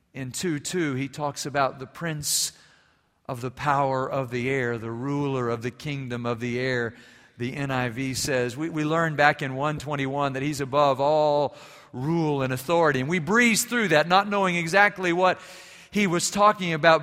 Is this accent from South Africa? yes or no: no; Germany; moved away; growing up in Germany